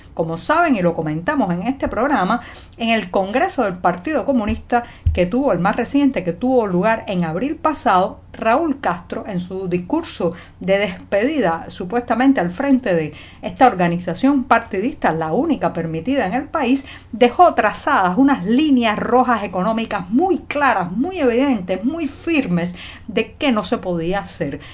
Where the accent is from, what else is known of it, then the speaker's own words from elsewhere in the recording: Cuba; cubana, periodista, ciudadana